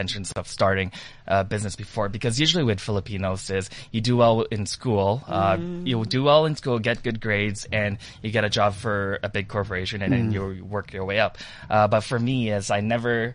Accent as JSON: {"language": "English", "town": "Toronto", "region": "Ontario", "country": "Canada"}